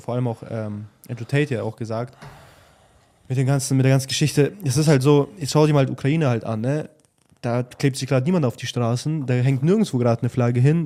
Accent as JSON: {"language": "German", "country": "Germany", "tie": "born or raised there"}